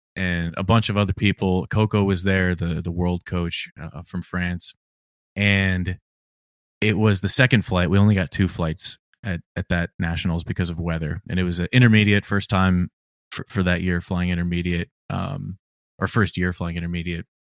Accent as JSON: {"language": "English", "region": "Virginia", "country": "United States", "said": "I'm from Virginia"}